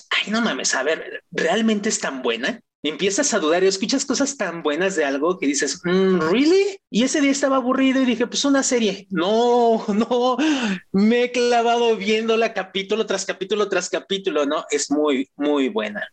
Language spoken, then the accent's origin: Spanish; Mexico; also born or lived in Mexico City; dentro de mi contexto mexicano, me siento muy identificado